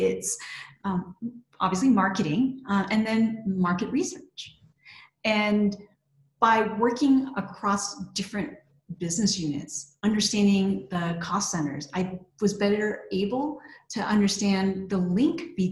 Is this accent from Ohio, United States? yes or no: no; Texas, United States; So I'm originally from Texas